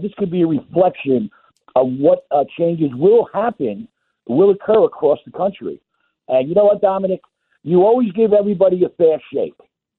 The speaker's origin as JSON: {"language": "English", "area": "Nassau County, South Shore", "region": "New York", "country": "United States", "tie": "born or raised there", "moved": "yes", "lives_now": "South Carolina, United States", "said": "I grew up in Nassau County, Dom, South Shore"}